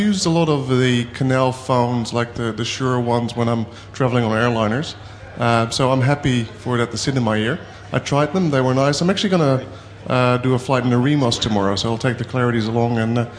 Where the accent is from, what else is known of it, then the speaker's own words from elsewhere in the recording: Adelaide, South Australia, Australia; I'm from Adelaide, Australia